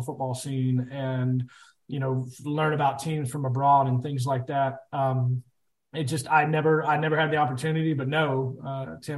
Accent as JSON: {"language": "English", "country": "United States", "said": "being an American football coach for so long"}